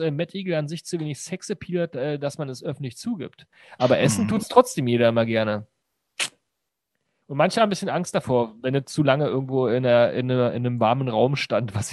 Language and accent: German; North Rhine-Westphalia, Germany; ich komme halt, komm halt aus dem Ruhrgebiet.